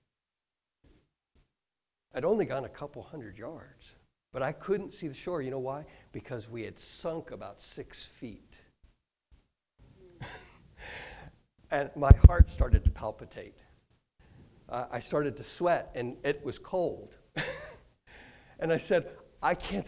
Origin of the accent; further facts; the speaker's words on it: Kansas, United States; moved away as an adult; also born or lived in Michigan; now in Hastings, United States; I grew up in Kansas